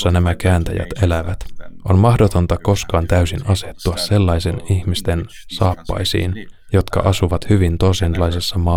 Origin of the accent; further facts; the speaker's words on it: Netherlands; Koska itse olen Alankomaista ja taustaltani protestantti